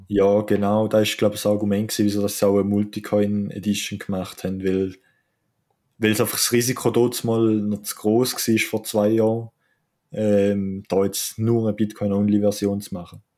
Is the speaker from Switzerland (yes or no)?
yes; Switzerland; als Schweizer